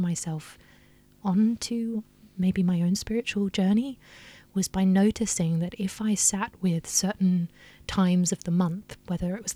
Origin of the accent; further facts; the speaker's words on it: Australia; I grew up in Australia